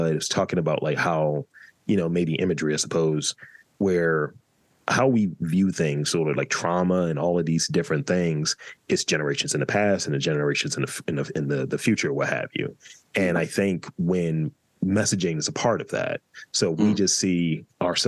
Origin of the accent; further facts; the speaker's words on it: New York City, New York, United States; as a New Yorker